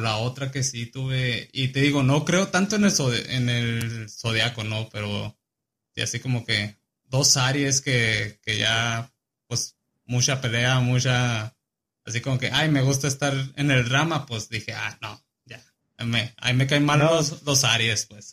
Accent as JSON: {"language": "Spanish", "region": "Chihuahua", "country": "Mexico", "tie": "born or raised there", "moved": "yes", "lives_now": "Kansas, United States", "said": "nací en Chihuahua, tengo 24 años"}